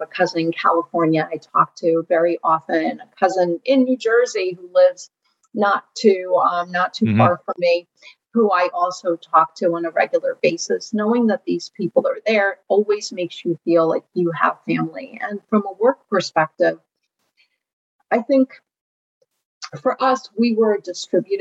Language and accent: English; Ukraine; now in United States; I wasn't born in this country. I was born in the Ukraine.